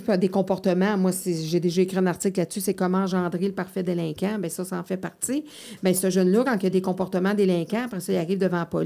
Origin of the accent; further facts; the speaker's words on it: Montreal, Quebec, Canada; je le sais parce que j'ai grandi à Montréal, quand c'est ton environnement, puis que tu prends ton vélo, puis que tu traverses les, huit ruelles bord en bord, c'est ta communauté.